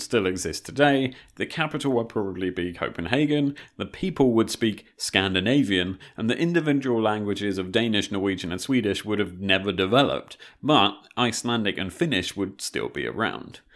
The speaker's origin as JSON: {"language": "English", "country": "United Kingdom", "said": "as a Brit"}